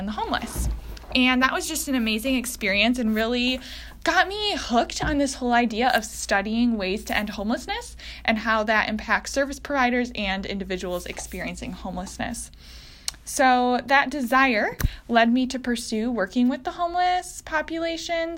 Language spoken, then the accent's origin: English; DeWitt, Michigan, United States; also born or lived in Grand Rapids, Michigan; I am from DeWitt, Michigan